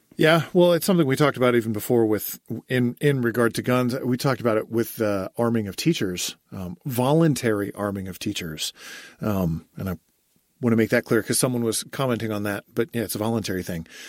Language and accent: English; United States